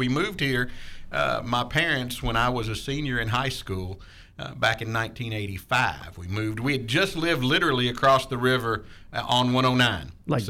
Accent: Clarksville, Tennessee, United States; also born or lived in Alabama; We grew up in Clarksville

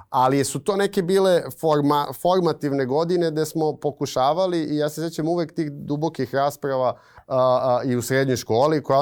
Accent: Belgrade, Serbia; odrastanje na Karaburbi 90-ih

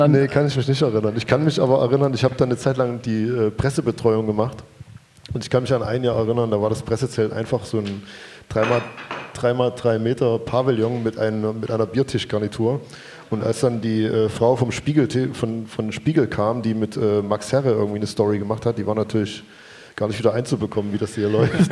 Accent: Chemnitz, Saxony, Germany; als Chemnitzer

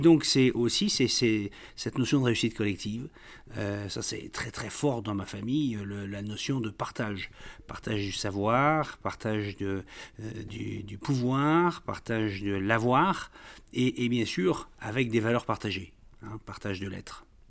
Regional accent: the Nord, Hauts-de-France, France; moved away as an adult; also born or lived in Rhône-Alpes; j'ai quitté le Nord, c'est pas pour rien d'ailleurs. Quand à 26 ans, je cherche un travail

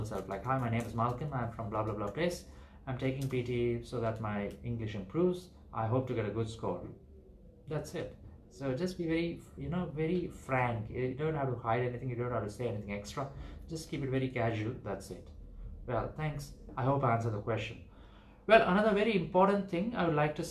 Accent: Ahmedabad, Gujarat, India; I'm from Gujarat, I'm from Ahmedabad in India

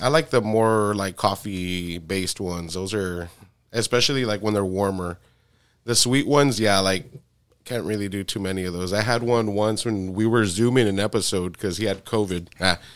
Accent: South Texas, United States; I'm from South Texas

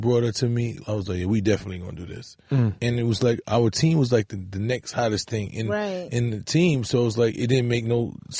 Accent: New York City, New York, United States; I'm from the Bronx in the core of the ghetto where that was a way of life, you know, especially when we was young.

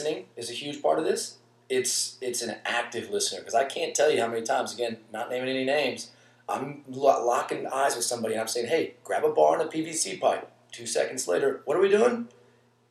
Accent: Pennsylvania, United States; Pennsylvania, my home state

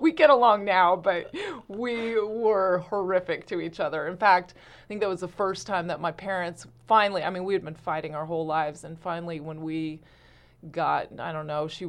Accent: Santa Fe, New Mexico, United States; moved away as an adult; also born or lived in Oregon; Originally, I'm from Santa Fe, New Mexico.

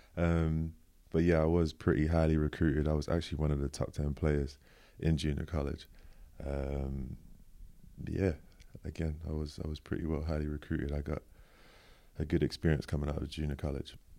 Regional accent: London, United Kingdom; I was born in East London, Manor Park, actually. Yeah, good old East London.

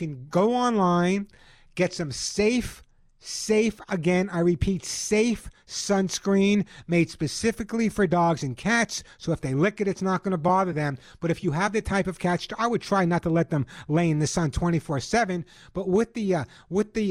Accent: Long Island, New York, United States; now in Southern California, United States; when you grew up on Long Island like I did

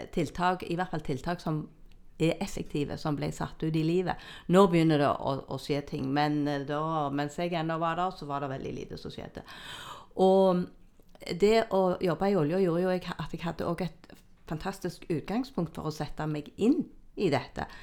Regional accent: Jæren, Rogaland, Norway; jeg er oppvokst på Jæren, på gård.

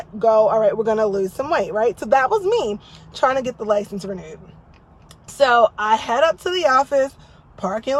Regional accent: New Jersey, United States; now in Texas, United States; I grew up in Jersey

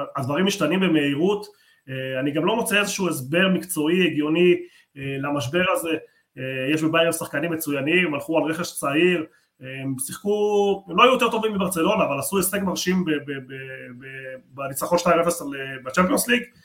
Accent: Argentina; moved away; אני נולדתי בארגנטינה

